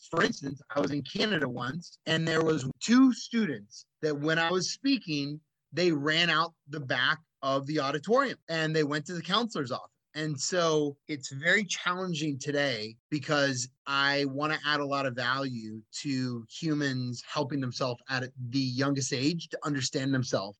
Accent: Cupertino, California, United States; I grew up in Cupertino, California, which is like Mary Poppins town

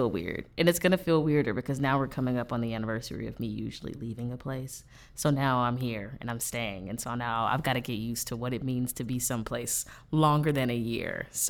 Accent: Atlanta, Georgia, United States; I am from Atlanta, Georgia. Shout out to the ATL.

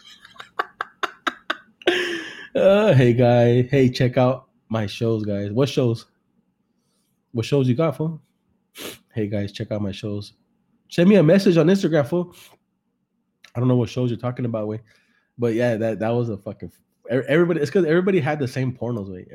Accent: Salinas, California, United States; I'm from Salinas, California. Hey, puro California, Salinas

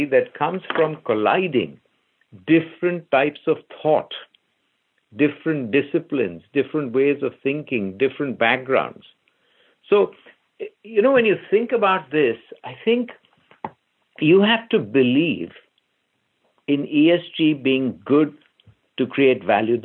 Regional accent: India; I grew up in India, where everything in the house was reused

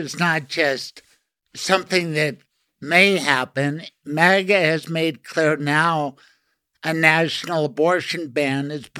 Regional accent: Denver, Colorado, United States; Well, I grew up near Lowry, near GW. I'm old enough to watch the planes fly in there.

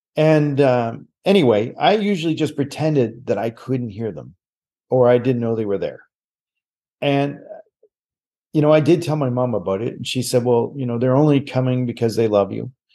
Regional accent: Nova Scotia, Canada; moved away as an adult; also born or lived in Calgary; I am born and raised in Nova Scotia

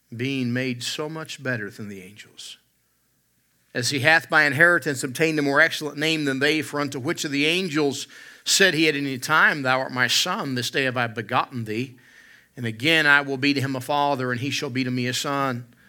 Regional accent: West Virginia, United States; now in Alberta, Canada; I grew up in West Virginia, and we have wild turkeys

